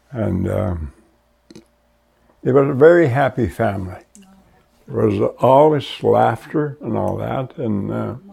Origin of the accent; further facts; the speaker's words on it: Goodfish Lake, Alberta, Canada; from Goodfish Lake, Alberta, and uh, this is where I was born and raised.